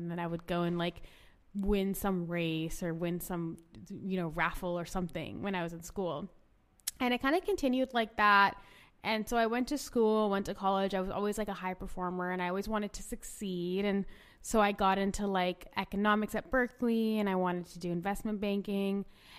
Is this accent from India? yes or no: yes; India; also born or lived in Orange County, United States; I was born in Orange County, and I like grew up actually in India.